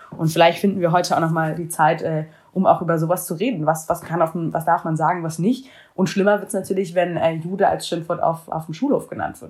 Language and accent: German; Germany; jüdisch aufgewachsen in Deutschland